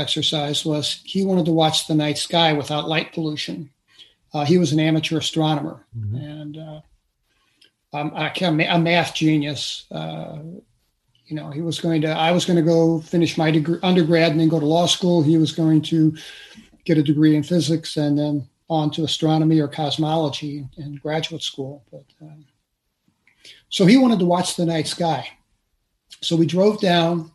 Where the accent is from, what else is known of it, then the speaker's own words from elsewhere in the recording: St. Louis, Missouri, United States; I grew up in St. Louis City